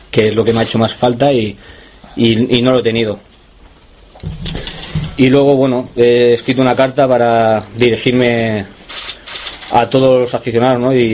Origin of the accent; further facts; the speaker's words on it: Girona, Catalonia, Spain; born there; also born or lived in Santander; Nací en Gerona